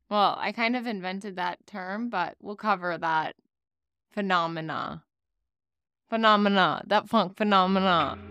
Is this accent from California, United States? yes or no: no; South Florida, United States; also born or lived in Miami; I grew up in South Florida.